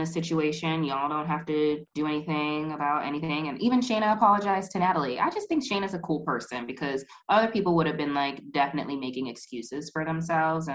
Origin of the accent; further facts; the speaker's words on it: United States; growing up in the United States